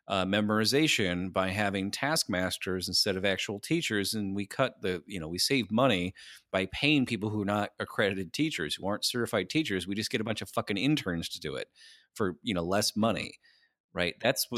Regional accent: San Diego, California, United States; I was born here. I'm from San Diego.

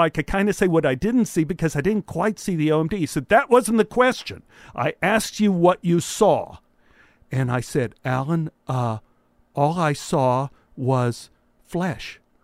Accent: Dallas, Texas, United States; back in the time when I grew up in Dallas

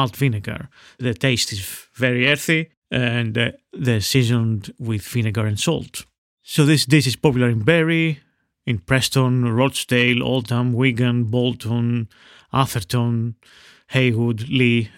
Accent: Veria, Central Macedonia, Greece; in my hometown of Veria, which is North Greece

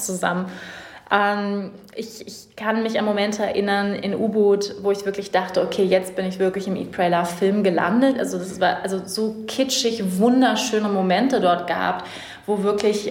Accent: Germany; moved away as an adult; also born or lived in Bali; die Werte, die wir als Deutsche mitgekriegt haben

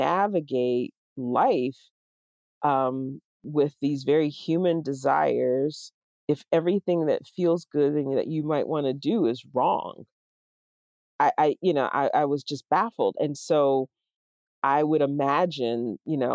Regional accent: the South, United States; moved away as an adult; now in Pittsburgh, United States; I was not living in the South anymore

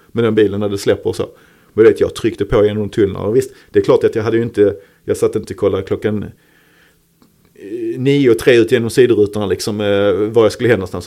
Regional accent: Malmö, Skåne, Sweden; Holma som var lite mina neighborhoods, där jag är född och uppvuxen. Lindeborg ja. bodde jag när jag växte upp.

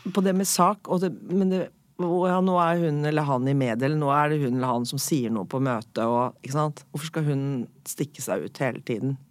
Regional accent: Norway; jeg er oppvokst i Norge, men er italiensk forelder

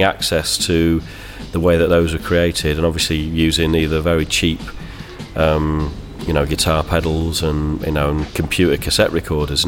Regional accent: Manchester, North West England, United Kingdom; I'm from Manchester

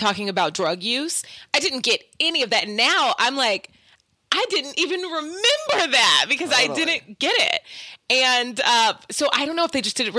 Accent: Oklahoma, United States; I'm from Oklahoma

